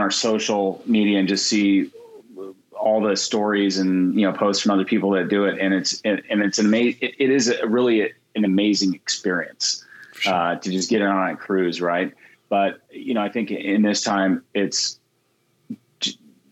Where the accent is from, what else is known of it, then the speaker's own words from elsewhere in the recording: Guam; I grew up in Guam.